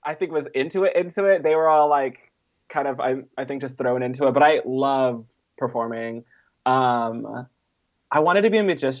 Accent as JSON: {"language": "English", "region": "Mississippi", "country": "United States", "tie": "born there", "also_born_or_lived": "Southeast Texas / Southern California / Bay Area", "said": "No, I was born in Mississippi, actually."}